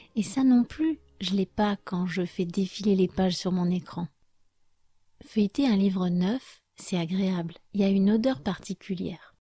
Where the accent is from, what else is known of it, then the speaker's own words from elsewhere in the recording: France; je suis française